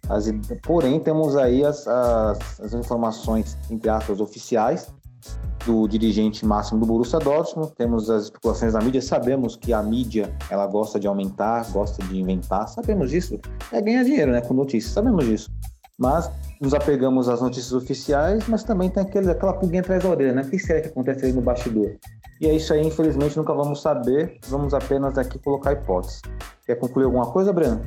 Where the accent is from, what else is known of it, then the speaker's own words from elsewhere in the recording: Brazil; Nós somos brasileiros